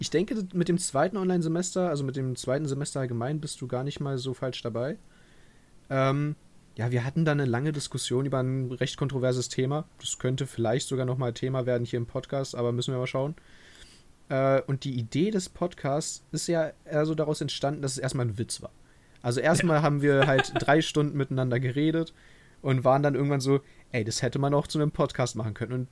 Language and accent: German; Berlin, Germany; Ich komme auch aus Berlin, anders als Niklas.